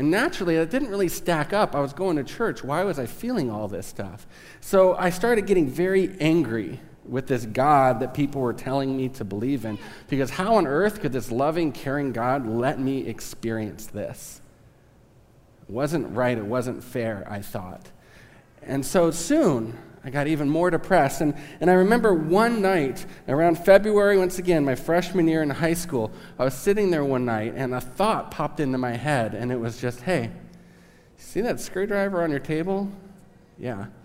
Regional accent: Southern California, United States; now in Kansas, United States; I am from Southern California, so I might say some weird stuff that's Southern California slang.

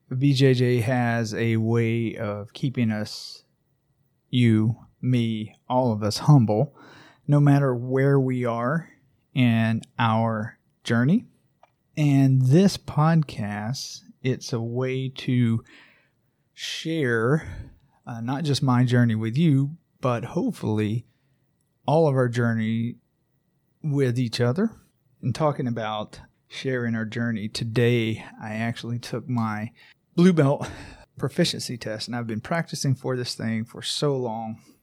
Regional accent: Braselton, Georgia, United States; my hometown of Braselton, Georgia, where I live with my family

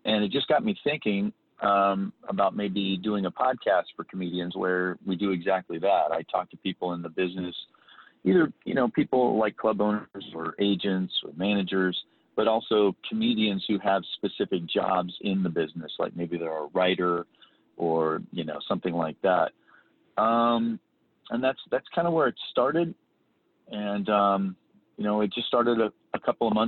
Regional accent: Council Bluffs, Iowa, United States; moved away as an adult; also born or lived in Midwest; now in Arizona, United States; Originally I'm from Iowa, Council Bluffs, Iowa.

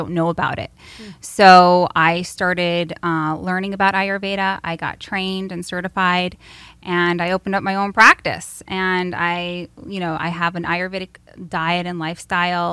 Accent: United States; my upbringing was standard American diets, living in America

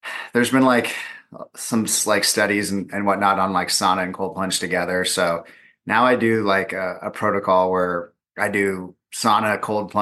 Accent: Southern California, United States; I'm from Southern California

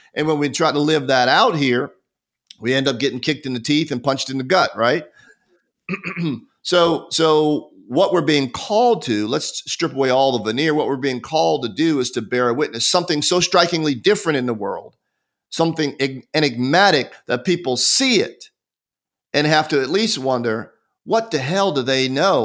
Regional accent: United States; also born or lived in Marietta, Georgia; I'm an American citizen

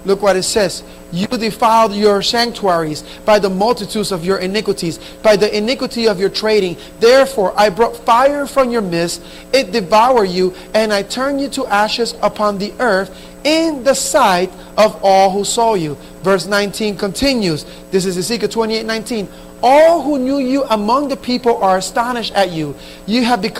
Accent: Camden, New Jersey, United States; the Spanish church that I grew up in Camden, New Jersey

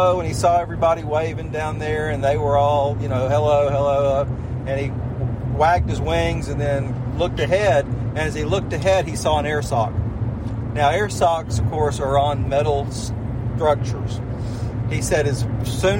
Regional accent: St. Simons Island, Georgia, United States; I grew up on St. Simons.

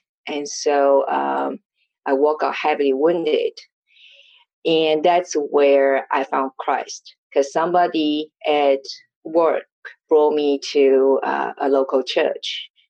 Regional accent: Taiwan; born or raised there; English is a second language

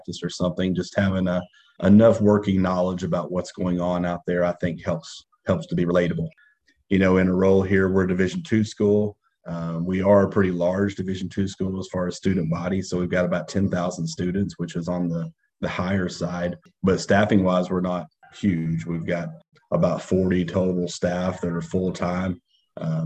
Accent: Arkansas, United States; moved away as an adult; now in Alabama, United States; I'm from Arkansas and of course now working in Alabama.

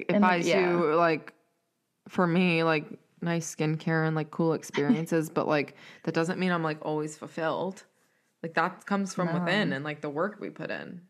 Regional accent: Raleigh, North Carolina, United States; from a skinny little kid growing up in Section 8 in Raleigh to the number one pick

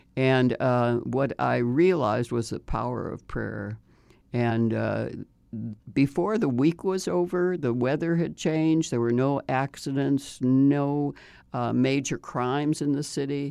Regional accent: Chicago, Illinois, United States; I grew up in Chicago

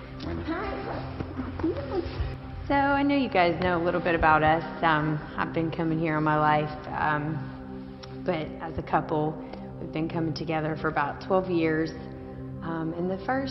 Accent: western Kentucky, United States; now in Northern Kentucky, United States; we're not from Northern Kentucky originally. We're from the western part of the state.

